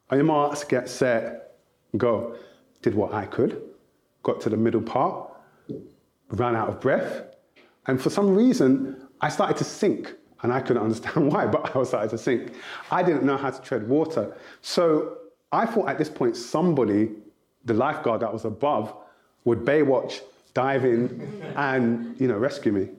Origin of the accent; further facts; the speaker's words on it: London, United Kingdom; also born or lived in Nigeria (ancestry); Growing up, I'm the eldest of 5 children. And my mum and dad originally split up. And so I live with my dad alone in South London